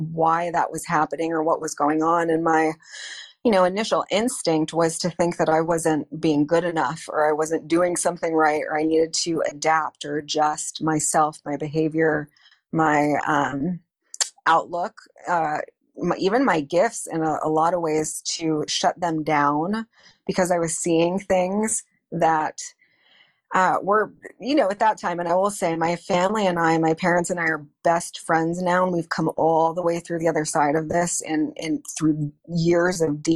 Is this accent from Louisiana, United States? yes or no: no; Northeast Ohio, United States; I grew up in Northeast Ohio, about 45 minutes north of Cleveland.